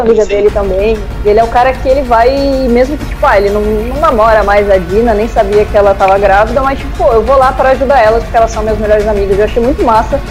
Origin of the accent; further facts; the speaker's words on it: Florianópolis, Santa Catarina, Brazil; eu sou de Florianópolis